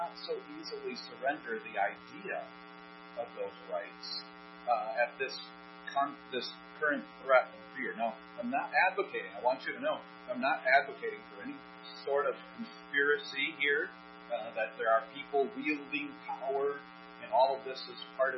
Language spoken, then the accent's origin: English; United States; as American citizens